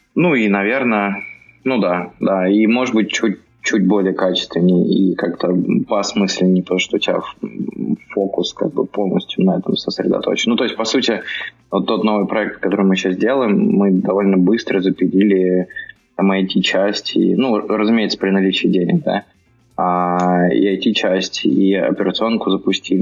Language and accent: Russian; Bryansk, Bryansk Oblast, Russia; moved away as an adult; now in Moscow, Russia; я вообще из Брянска. Приехал в Москву лет 10 назад